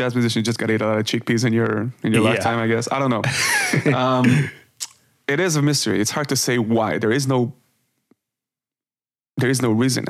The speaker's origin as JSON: {"language": "English", "country": "Israel", "tie": "born or raised there", "moved": "as an adult", "lives_now": "Amsterdam, Netherlands", "said": "born and raised in Israel."}